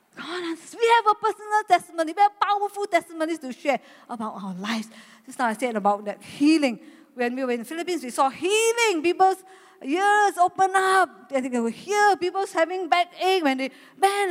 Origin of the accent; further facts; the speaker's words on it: Malaysia; I'm a Malaysian